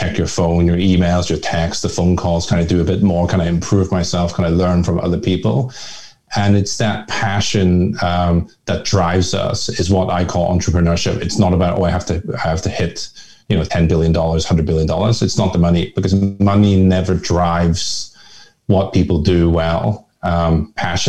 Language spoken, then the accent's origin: English; Belfast, Northern Ireland, United Kingdom; first language Hakka; English is a second language; moved away as an adult; now in Hong Kong; I was actually born and raised in Belfast, Northern Ireland, which is part of the UK.